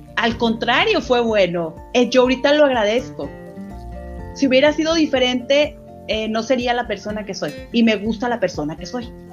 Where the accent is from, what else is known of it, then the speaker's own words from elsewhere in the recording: Durango, Mexico; moved away; yo soy de Durango, entonces el venirme para acá, por ejemplo, en esos momentos en que sufría porque dejaba todo, dejaba a mis amigos, mi escuela, todo